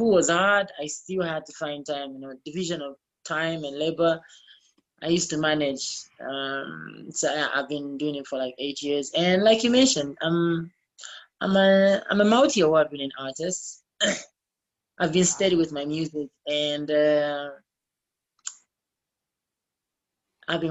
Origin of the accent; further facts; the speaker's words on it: Copperbelt Province, Zambia; moved away; I'm from the Copper Belt.